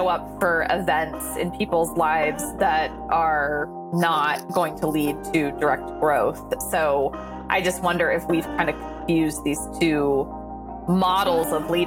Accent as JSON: {"language": "English", "region": "Midwest", "country": "United States", "moved": "yes", "lives_now": "New York City, United States", "said": "I am a Midwesterner living in New York City"}